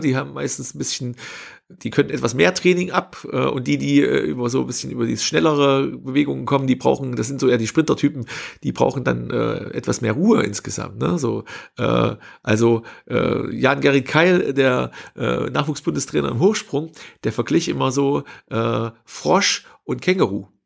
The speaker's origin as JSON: {"language": "German", "town": "Hermsdorf", "region": "Thuringia", "country": "Germany", "tie": "born or raised there", "said": "habe Abitur gemacht äh, in meinem Heimatort in Hermsdorf, äh, am Hermsdorfer Kreuz, A9, A4 Kreuzung, äh, kleiner Ort"}